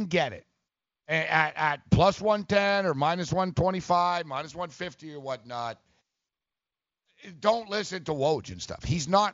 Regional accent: Montreal, Quebec, Canada; I'm from Montreal

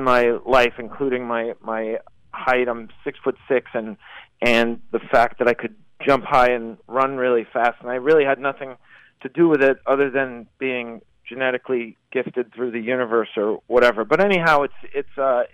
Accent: Massachusetts, United States; my hometown, actually, of Massachusetts

